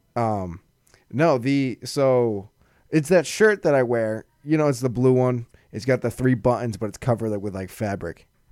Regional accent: Massachusetts, United States; we're from Massachusetts, and we live about probably forty-five minutes to an hour away from Boston

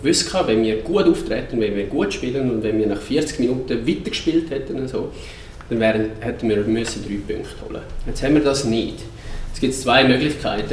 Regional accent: Switzerland; bei uns in der Schweiz

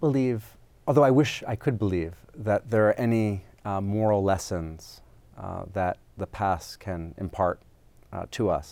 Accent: New York, United States; moved away as an adult; I grew up in New York

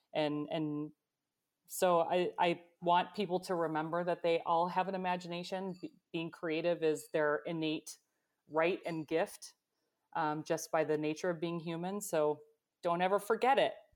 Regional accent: Michigan, United States; was born and raised in Michigan

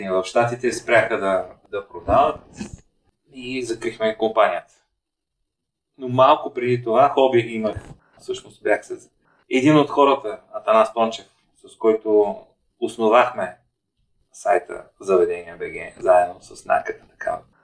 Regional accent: Ruse, Ruse Province, Bulgaria; университета в, в моя роден град

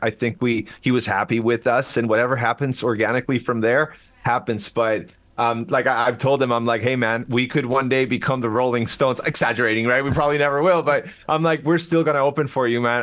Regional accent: Chile; first language Spanish; English is a second language; moved away as an adult; now in United States; I'm from Chile originally, born and raised. But uh, I've right. been in the U.S. for like 24 years

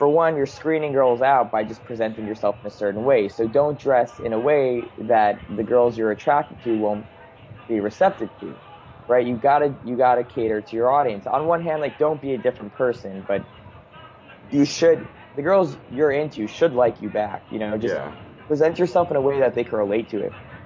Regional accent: Long Island, New York, United States; I grew up in Long Island

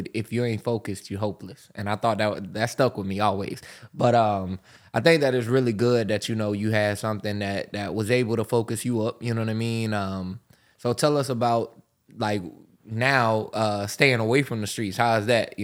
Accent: Pensacola, Florida, United States; I'm from Pensacola, and you don't hear as strong a southern

